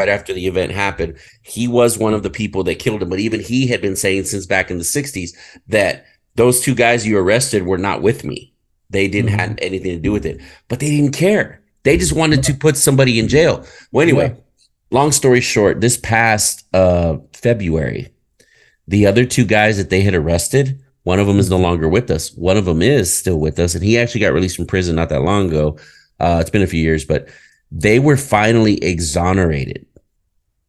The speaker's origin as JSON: {"language": "English", "country": "United States", "said": "I'm an American, you know, but my culture is Hispanic"}